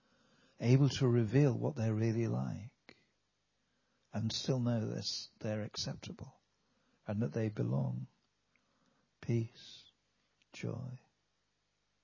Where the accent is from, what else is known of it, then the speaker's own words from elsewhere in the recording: Wales, United Kingdom; we're from Wales